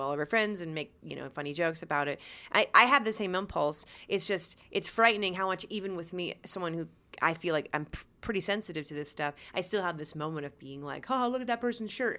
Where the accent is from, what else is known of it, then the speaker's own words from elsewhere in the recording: outside of Baltimore, Maryland, United States; where we grew up outside of Baltimore